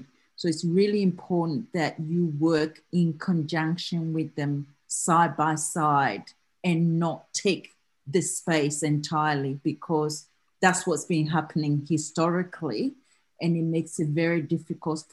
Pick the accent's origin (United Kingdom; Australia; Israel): Australia; accent: Australian; I'm talking to you from Australia, so my accent will be quite different to you all in back in US